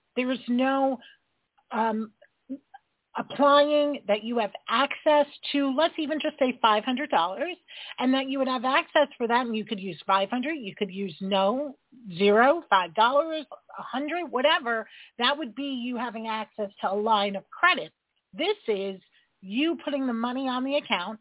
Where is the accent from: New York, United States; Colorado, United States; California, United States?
New York, United States; I'm a New Yorker